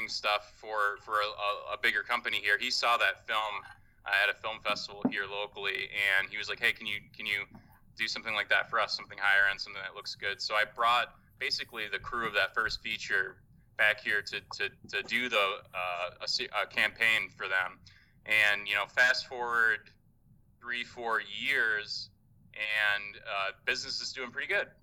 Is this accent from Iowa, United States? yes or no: yes; Dubuque, Iowa, United States; moved away; also born or lived in Chicago; I'm from Eastern Iowa, so Dubuque, Iowa, right on the map where Iowa, Wisconsin, Illinois converge on the Mississippi River. That's kind of my turf, my hometown